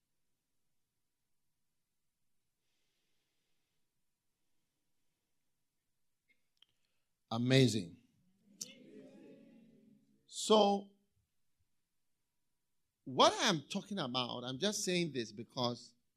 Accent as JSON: {"language": "English", "country": "Ghana", "tie": "born or raised there", "said": "in Ghana, when we were going to school, I remember when we were in university, first year"}